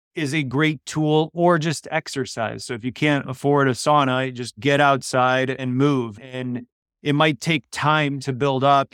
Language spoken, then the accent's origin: English; Chicago, Illinois, United States; first language Polish; English is a second language; I was born in Chicago, first generation, but I grew up speaking Polish before I learned English